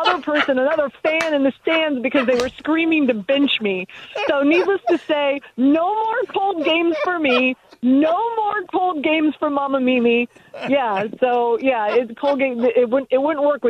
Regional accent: Miami, Florida, United States; I'm from the 305. Amber knows this. I'm from Miami.

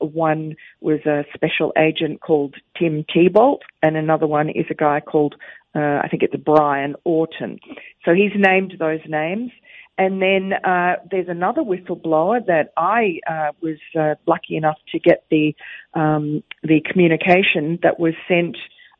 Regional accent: Queens, New York, United States; accent: Jamaica, Queens; And my accent is a little-known dialect of Jamaica, Queens.

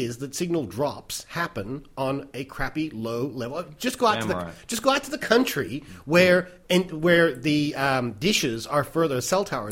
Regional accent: United States; moved away; I am an American

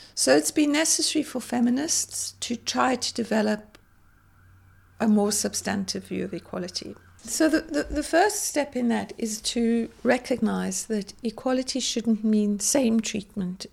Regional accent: South Africa; growing up in South Africa in the height of apartheid

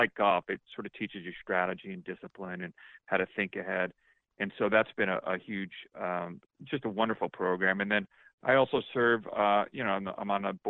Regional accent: East Coast, United States; moved away as an adult; now in St. Louis, United States; I'm not a native of St. Louis. I lived on the East Coast my whole life until 6 years ago. My wife and I, we moved here for this job with our kids, and we're here forever.

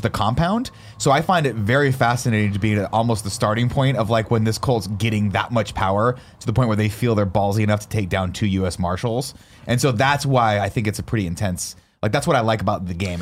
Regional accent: United States; as an American living in America

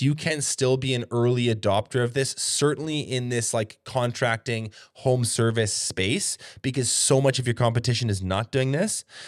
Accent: Canada; here north of the border

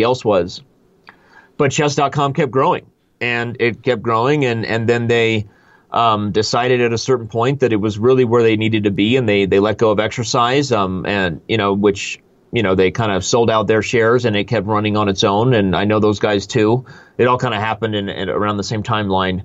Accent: Tucson, Arizona, United States; Then I won the junior high nationals when it was in my hometown. I live in northern Arizona, but in Tucson, Arizona

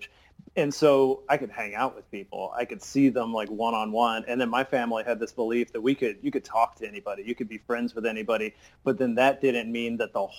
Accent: South Florida, United States; I grew up in South Florida, so it was like a racially diverse place.

